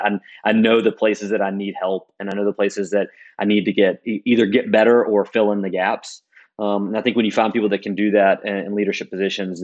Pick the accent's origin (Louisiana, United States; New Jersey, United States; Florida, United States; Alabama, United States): Alabama, United States; Decatur; moved away; I'm from Decatur originally